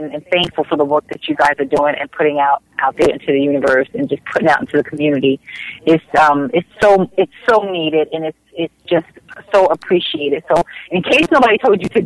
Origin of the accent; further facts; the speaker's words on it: New Jersey, United States; moved away; I'm from Jersey